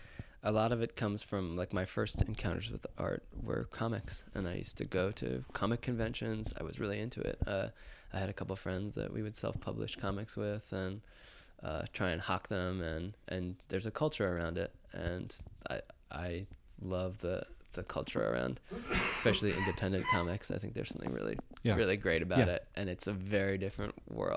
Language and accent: English; Rockland County, New York, United States; also born or lived in Brooklyn, New York; I grew up in Rockland County, New York, which is a suburb just north of the city.